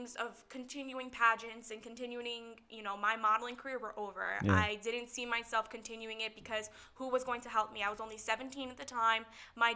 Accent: Middlesex, New Jersey, United States; I'm from Middlesex, New Jersey. Born and raised in New Jersey

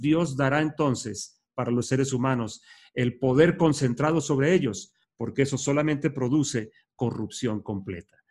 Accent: Colombia; nuestros himnos, como el colombiano

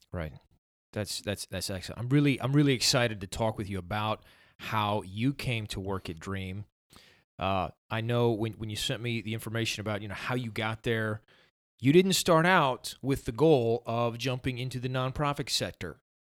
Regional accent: Somerville, United States; growing up in Somerville

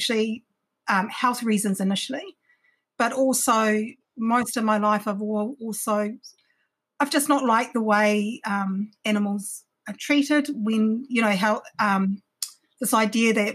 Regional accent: Takaka, Tasman, New Zealand; also born or lived in Wellington; I grew up in Takaka for a little bit

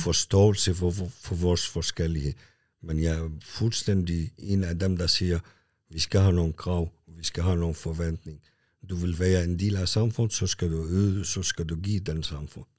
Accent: Lebanon; now in Kalundborg, Denmark; jeg er født i Libanon. Mm. Jeg kom også som en flytning og har været i Kalamborg i 35 år

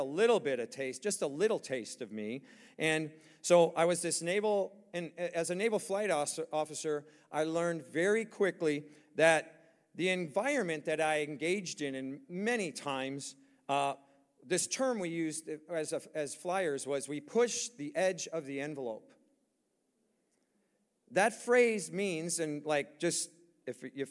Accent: United States; we're from America

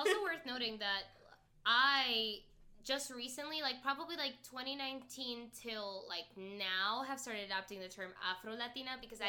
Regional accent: Florida, United States; moved away as an adult; now in Chicago, United States; growing up in Florida, I, like, until I got to college, until I moved to Chicago, I almost always used Latina and Hispanic interchangeably.

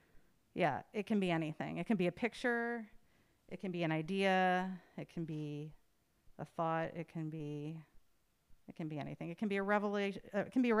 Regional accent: United States; moved away; to be abroad as an American

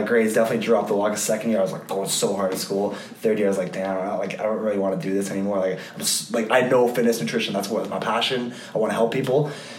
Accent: Switzerland; English is a second language; I'm from Switzerland. I have a lot of German friends, and one of my German friends, he's like kind of big into fitness as well.

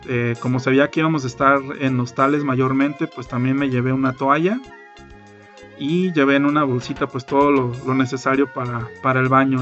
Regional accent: Mexico; siendo mexicano

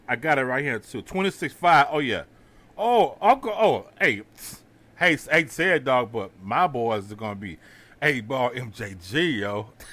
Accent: Houston, Texas, United States; I'm from Houston

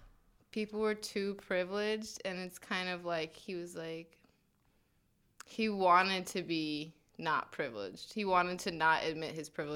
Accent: New Jersey, United States; I'm from New Jersey, like a suburb of New York City.

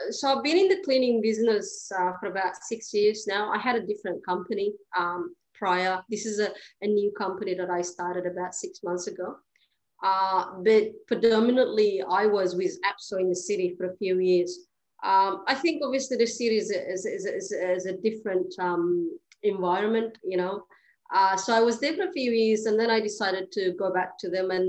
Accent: Melbourne, Victoria, Australia; i live in Essendon, so I'm, I'm, I'm from Melbourne

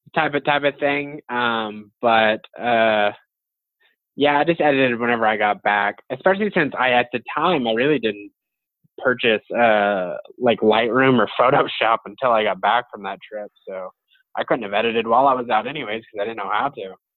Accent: Amarillo, Texas, United States; his work has always inspired me, and even cooler that he's from my hometown.

